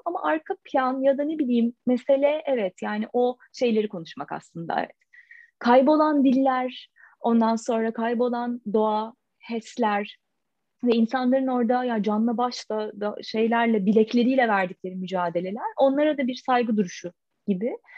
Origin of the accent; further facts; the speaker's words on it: Adapazarı, Sakarya, Turkey; moved away as an adult; now in Istanbul, Turkey; Yani Adapazarı'yla işte İstanbul arası iki saat. Yani her altının şimdi orada doğdum, büyüdüm. Şimdi de İstanbul'da yaşıyorum.